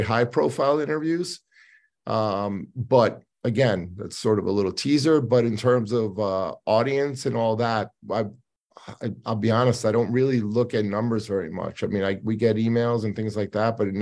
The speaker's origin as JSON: {"language": "English", "country": "United States", "said": "as an American living in America"}